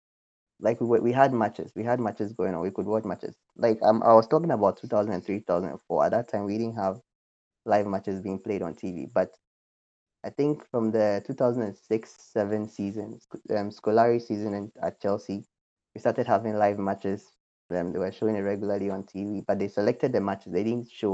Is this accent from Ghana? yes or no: yes; Ghana; growing up in Ghana